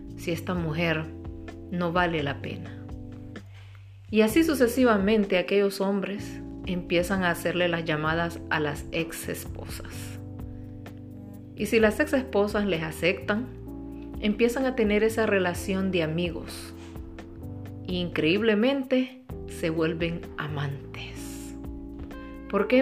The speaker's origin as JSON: {"language": "Spanish", "country": "Honduras", "said": "soy de Honduras"}